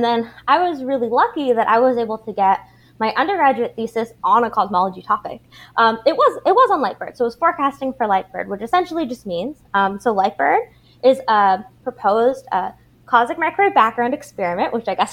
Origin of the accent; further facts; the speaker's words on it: Abbotsford, British Columbia, Canada; we had like a public fine arts school where I grew up in Abbotsford